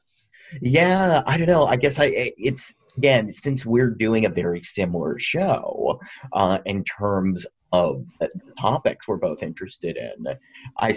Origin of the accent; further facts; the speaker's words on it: Dover, Massachusetts, United States; I am from Dover, Massachusetts, which is a very rural community